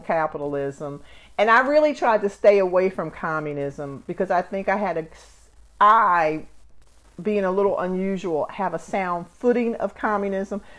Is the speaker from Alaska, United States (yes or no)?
no; Camden, New Jersey, United States; I come from Camden, New Jersey